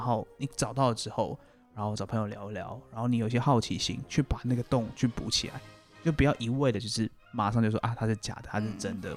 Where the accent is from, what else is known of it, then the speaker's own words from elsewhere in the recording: Taiwan; 然后这是我们台湾类似方言啊